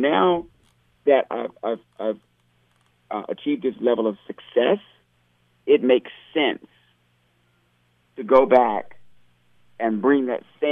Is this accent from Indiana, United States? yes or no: no; Washington, District of Columbia, United States; moved away as an adult; also born or lived in Hollywood; I come from such a multicultural city, and in a very important city because it's the nation's capital